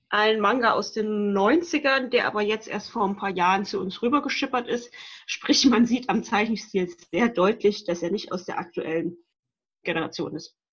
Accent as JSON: {"language": "German", "region": "Rhineland", "country": "Germany", "said": "ich komme aus dem Rheinland."}